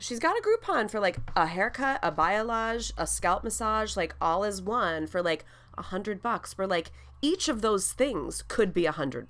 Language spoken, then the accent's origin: English; Wautoma, Wisconsin, United States; moved away; I was like, central Wisconsin. She's like, no, where? And I was like, Watoma?